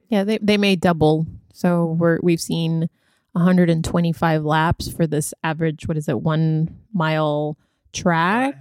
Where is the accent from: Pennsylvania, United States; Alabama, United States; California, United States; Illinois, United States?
California, United States; I grew up in California